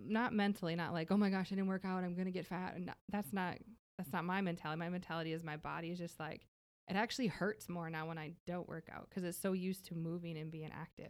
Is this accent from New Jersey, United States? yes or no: no; Minnesota, United States; now in Texas, United States; I'm originally from Minnesota, though, so I'm not from here